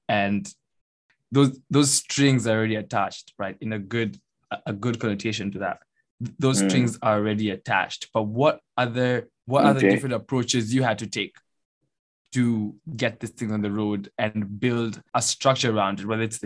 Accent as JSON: {"language": "English", "country": "Kenya", "said": "I'm from Kenya"}